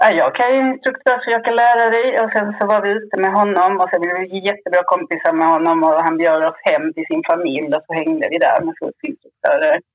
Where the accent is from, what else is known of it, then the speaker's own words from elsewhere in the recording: Skåne, Sweden; Jag är uppväxt på Österlen ju